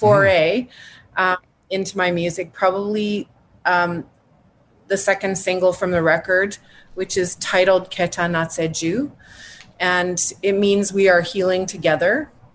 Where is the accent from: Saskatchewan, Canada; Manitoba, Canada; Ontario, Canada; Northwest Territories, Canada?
Northwest Territories, Canada; Yellowknife; moved away as an adult; also born or lived in Edmonton / Toronto / Vancouver; I was born and raised in Yellowknife